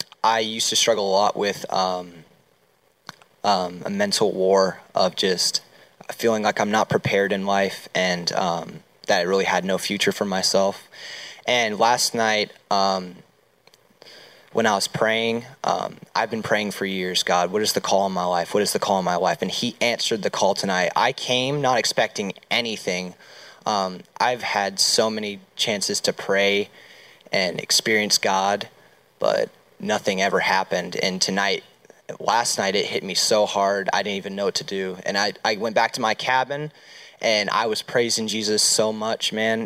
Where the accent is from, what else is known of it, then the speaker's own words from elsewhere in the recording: Ohio, United States; moved away; I'm originally from Ohio State, but I'm with Tuckahoe County Lakeshore.